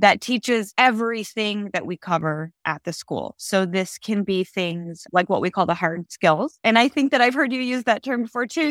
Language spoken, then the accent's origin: English; Minnesota, United States; moved away; I grew up in Minnesota